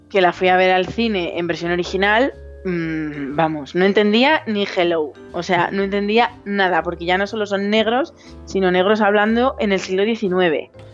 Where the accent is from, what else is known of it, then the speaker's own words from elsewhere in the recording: Zamora, Castile and León, Spain; now in Madrid, Spain; yo no soy, yo no soy madrileña, yo soy de Zamora